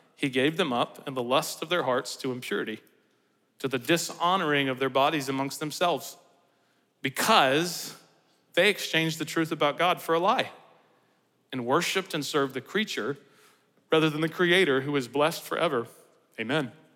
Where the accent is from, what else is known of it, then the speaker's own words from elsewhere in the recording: United States; we do as Americans